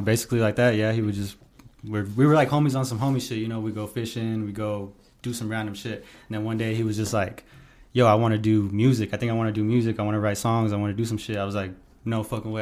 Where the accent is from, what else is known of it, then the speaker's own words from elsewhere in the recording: Pueblo, Colorado, United States; I grew up here in Pueblo, Colorado